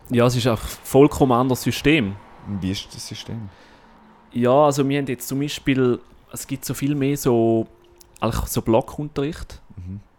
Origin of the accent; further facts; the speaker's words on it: St. Gallen, Switzerland; moved away; Ja, in meine Heimat.